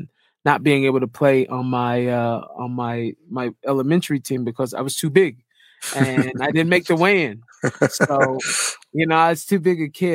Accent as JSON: {"language": "English", "town": "Seattle", "region": "Washington", "country": "United States", "tie": "born or raised there", "moved": "as an adult", "lives_now": "Israel", "said": "growing up in Seattle, I obviously grew up in the urban part of Seattle"}